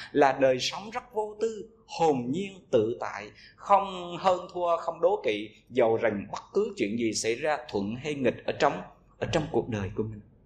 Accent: Vietnam

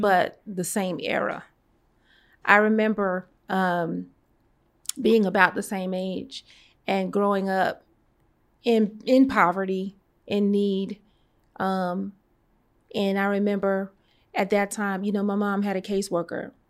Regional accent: New York City, New York, United States; moved away as an adult; also born or lived in Atlanta; I was born and raised in Brooklyn, New York, in the Flatbush section of Brooklyn

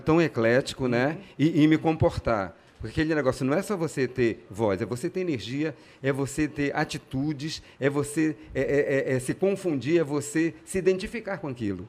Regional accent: Pará, Brazil; also born or lived in Rio de Janeiro, Brazil; eu nasci no Rio, vim com dois anos de idade, fui criado aqui como todo bom e maravilhoso paraense

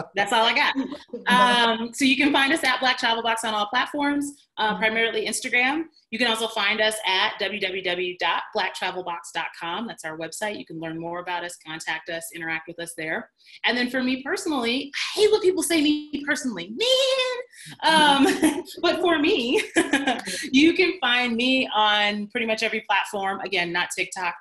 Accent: Chicago, Illinois, United States; moved away as an adult; also born or lived in East Coast; I moved 800 miles from home. I moved from Chicago out to the East Coast by myself

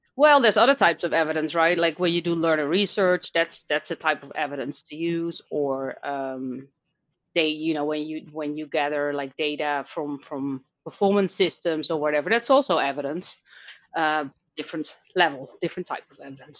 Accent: Netherlands; accent: Dutch; English is a second language; now in Dublin, Ireland; I live in Dublin, Ireland, but I'm Dutch, um, which you can probably hear based on my accent.

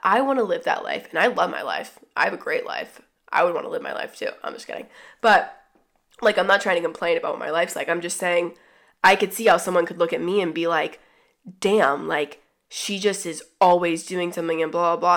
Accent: the South, United States; also born or lived in Atlanta; growing up in the South

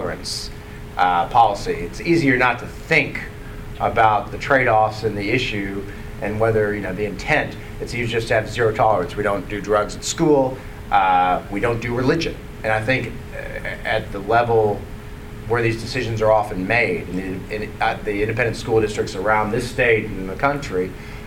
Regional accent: Dallas, Texas, United States; I grew up in Dallas

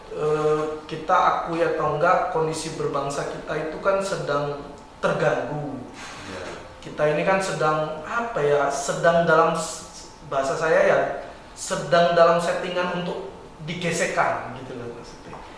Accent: Bima, West Nusa Tenggara, Indonesia; saya asli di dari NTB uh, eh, Bima

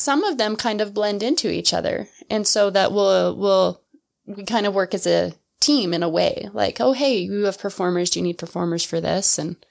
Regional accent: Lander, Wyoming, United States; moved away as an adult; I grew up in Wyoming.

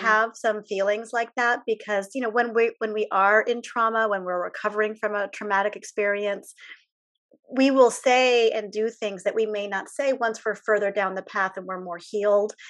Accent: United States; as an American

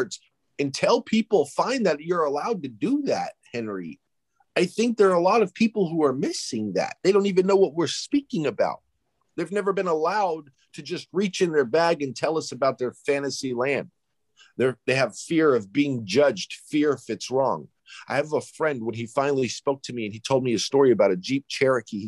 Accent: Greece; I'm from Greece.

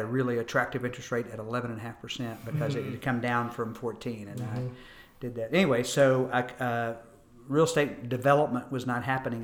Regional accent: Corpus Christi, Texas, United States; also born or lived in North Carolina; now in Austin, United States; I was born in North Carolina. My father and mother were in the service, and at 6 months old, we moved to Corpus Christi

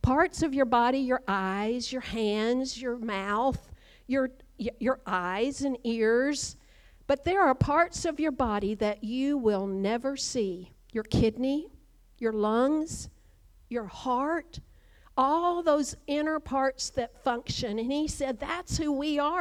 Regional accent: Kentucky, United States; moved away; growing up in Kentucky, just a few miles from right here

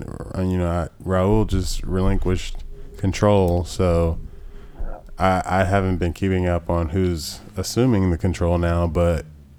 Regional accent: United States; as an American you're pre-wired to assume that anyone that's being nice to you is obviously trying to like rip you off or set you up for something bad.

